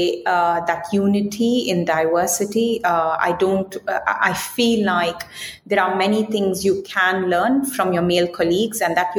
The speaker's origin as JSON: {"language": "English", "country": "India", "also_born_or_lived": "United Kingdom", "moved": "as an adult", "said": "I'm coming from India."}